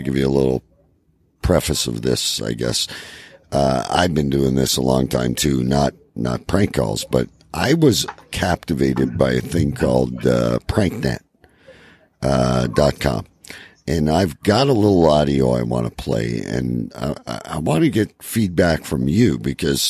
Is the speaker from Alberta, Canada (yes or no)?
no; Windsor, Ontario, Canada; my hometown, folks, of Windsor, Ontario